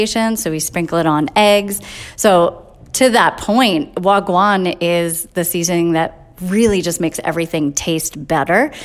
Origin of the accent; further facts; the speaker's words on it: New Hope, Pennsylvania, United States; moved away; also born or lived in New York City; born and raised in New Hope, left for years